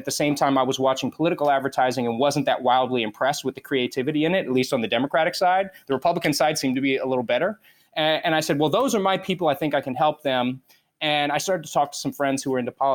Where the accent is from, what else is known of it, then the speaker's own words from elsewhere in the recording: South Florida, United States; moved away as an adult; also born or lived in Los Angeles; most of your life growing up in South Florida, everybody is an immigrant. I mean, my entire neighborhood was immigrants